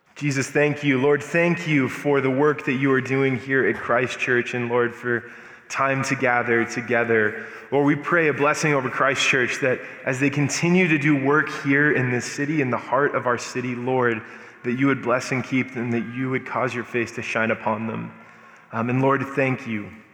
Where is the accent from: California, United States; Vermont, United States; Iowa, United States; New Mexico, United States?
New Mexico, United States; Albuquerque; moved away as an adult; also born or lived in Denver; I'm born and raised in Albuquerque